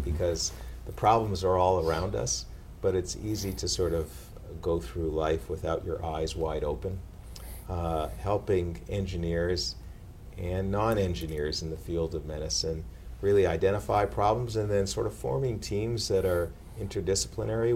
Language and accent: English; Canada; also born or lived in Atlanta, Georgia; now in Boston, United States; as a Canadian